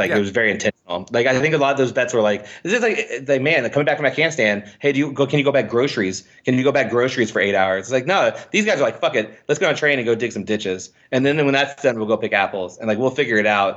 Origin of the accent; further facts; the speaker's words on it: Indiana, United States; I'm from Indiana